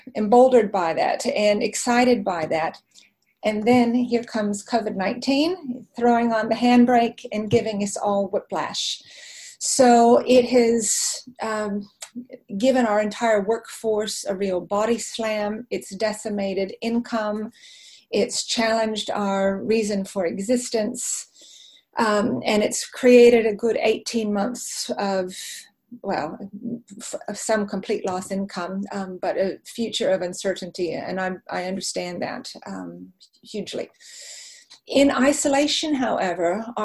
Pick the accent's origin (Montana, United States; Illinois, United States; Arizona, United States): Arizona, United States; moved away as an adult; now in New Zealand; My childhood was spent in the desert in Arizona.